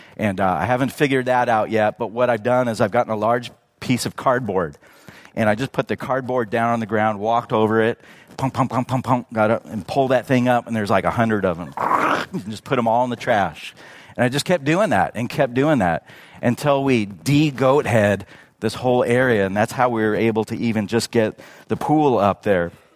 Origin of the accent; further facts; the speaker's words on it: Redlands, California, United States; now in Yucaipa, United States; I grew up in Redlands, going to Redlands High School